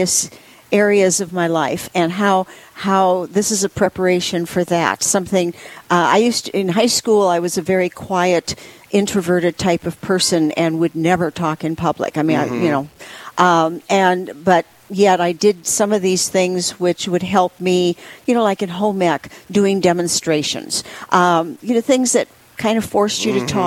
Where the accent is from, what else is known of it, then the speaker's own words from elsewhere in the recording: Wisconsin, United States; moved away as an adult; now in South Dakota, United States; I was originally born and raised in Wisconsin and got my education there. Moved to South Dakota in 1970 with my husband